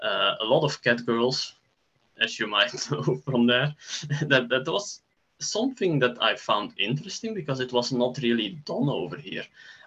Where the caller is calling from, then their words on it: Belgium; I'm joining you from Belgium.